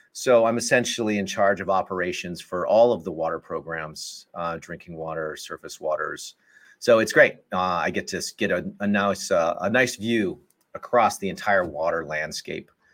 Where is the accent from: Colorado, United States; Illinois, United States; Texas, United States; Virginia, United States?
Colorado, United States; Colorado Springs; moved away as an adult; also born or lived in Wisconsin / New Haven, Connecticut; I grew up in Colorado Springs, Colorado